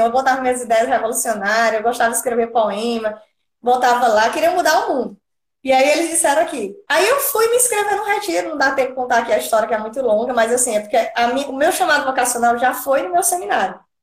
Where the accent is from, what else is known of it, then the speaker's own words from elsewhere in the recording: Piauí, Brazil; moved away as an adult; now in Natal, Brazil; Sou lá natural do Piauí, por isso que eu não falo di como vocês